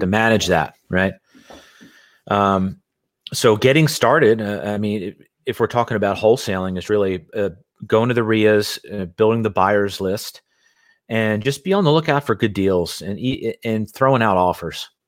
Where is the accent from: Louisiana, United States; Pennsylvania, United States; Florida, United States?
Pennsylvania, United States; Philadelphia; moved away as an adult; now in Carlsbad, United States; born and raised in Philadelphia